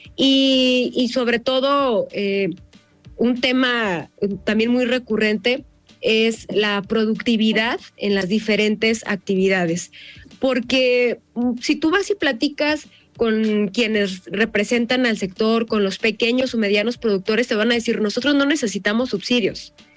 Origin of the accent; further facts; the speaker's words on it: Jalisco, Mexico; yo soy jalisciense orgullosamente y me siento muy orgullosa de representar a mi estado